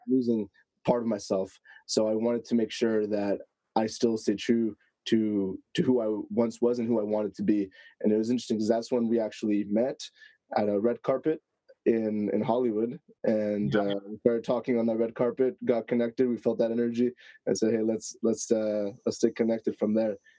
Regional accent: Canada; I'm from Canada

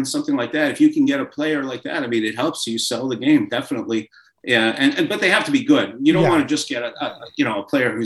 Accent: Laval, Quebec, Canada; moved away as an adult; now in Seattle, United States; my hometown was Laval, right outside of Montreal

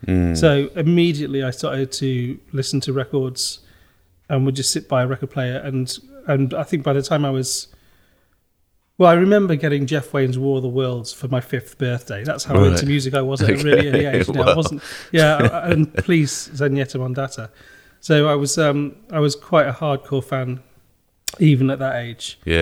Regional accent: near Stafford, West Midlands, United Kingdom; also born or lived in London, Ontario, Canada / Rochdale; My mum and the three of us, my sisters, moved back to Nosal. Mm-hmm. And I grew up there. And then I studied, went to high school in Stafford

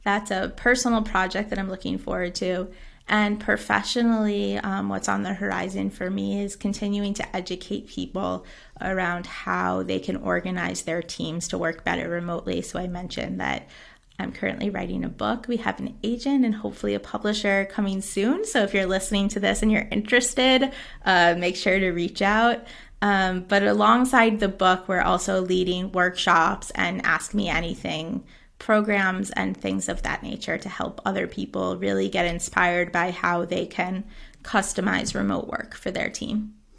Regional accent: United States; moved away as an adult; now in Xàtiva, Spain

